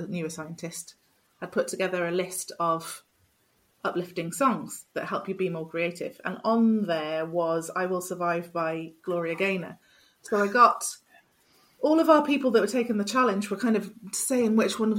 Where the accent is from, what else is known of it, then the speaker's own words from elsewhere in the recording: Wales, United Kingdom; I'm from Wales